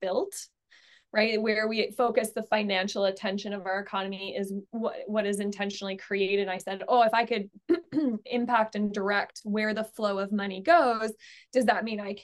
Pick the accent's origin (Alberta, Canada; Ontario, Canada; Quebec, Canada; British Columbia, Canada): Alberta, Canada; I'm from Alberta, which is the energy capital of Canada